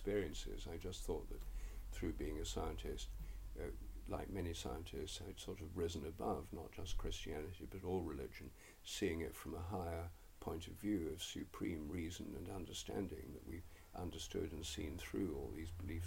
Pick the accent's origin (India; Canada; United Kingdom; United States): United Kingdom; England; I'm English